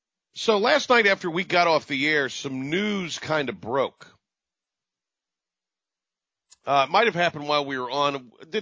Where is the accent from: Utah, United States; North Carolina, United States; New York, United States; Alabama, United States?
North Carolina, United States; Kinston; I'm from Kinston. I have a pretty good working knowledge of all of this. Grew up there, went to games there.